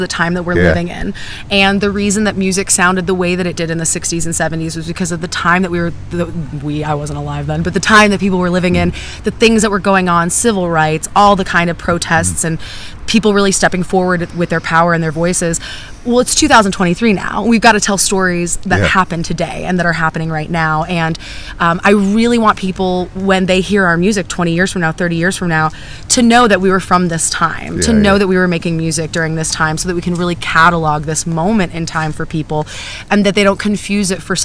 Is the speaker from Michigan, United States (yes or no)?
yes; Detroit, Michigan, United States; moved away as an adult; also born or lived in the South; I was born in Detroit